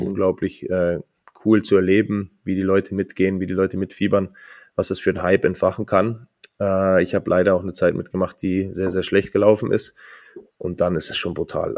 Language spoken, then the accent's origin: German; Munich, Bavaria, Germany; moved away as an adult; also born or lived in Geretsried / Bad Tölz; now in Mannheim, Germany; geboren 16.02.88 in München, ähm, gebürtiger Bayer